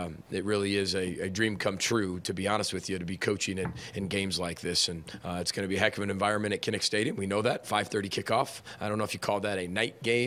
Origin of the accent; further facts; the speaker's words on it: Chicago, Illinois, United States; now in Minnesota, United States; I grew up in Big Ten country in Chicago